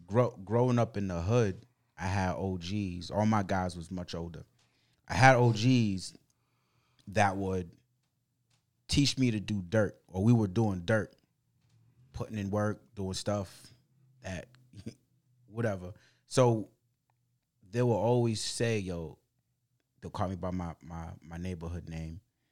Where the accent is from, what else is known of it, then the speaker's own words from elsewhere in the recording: Boston, Massachusetts, United States; English is a second language; Growing up in Boston.